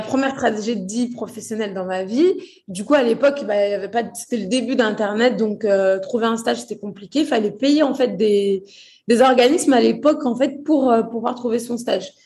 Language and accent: French; Courbevoie, Île-de-France, France; born or raised there; also born or lived in Portugal / Brazil